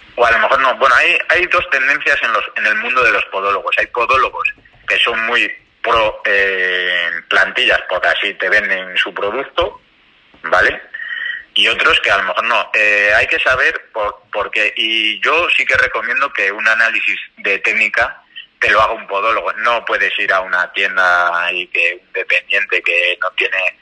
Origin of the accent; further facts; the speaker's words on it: León, Castile and León, Spain; yo soy de León y en León tenemos una tienda referencia